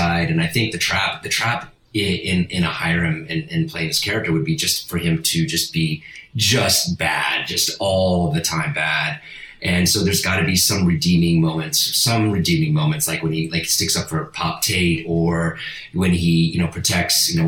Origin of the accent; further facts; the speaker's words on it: Italy; first language Italian; English is a second language; moved away; also born or lived in Spain; I was born in Spain, but my mom's Italian, and we moved to Italy soon after that. I think I was in Spain for like 2 weeks, and my first language is Italian